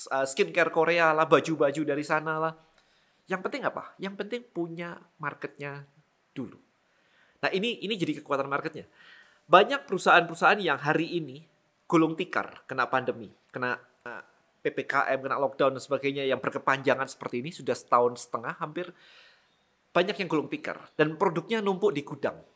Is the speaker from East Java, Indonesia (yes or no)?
yes; Malang, East Java, Indonesia; di kota saya di Malang nggak ada sama sekali jadi kalau mau beli suplemen saya harus ke Surabaya